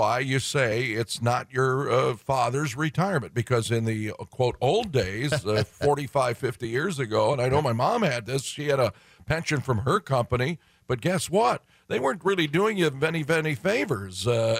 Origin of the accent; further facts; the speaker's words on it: Detroit, Michigan, United States; I'm from Detroit